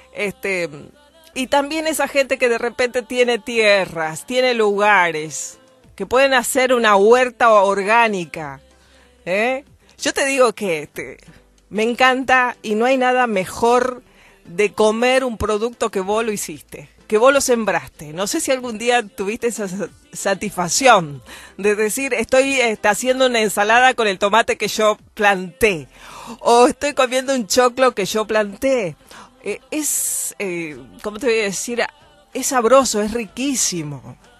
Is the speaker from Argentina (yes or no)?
yes; Argentina; yo, por ejemplo, soy nacida en Argentina